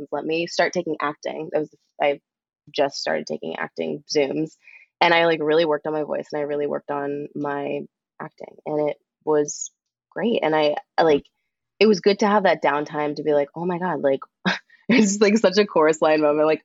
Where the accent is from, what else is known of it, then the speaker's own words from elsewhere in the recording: Florida, United States; born there; I was born on the Cats tour in Florida.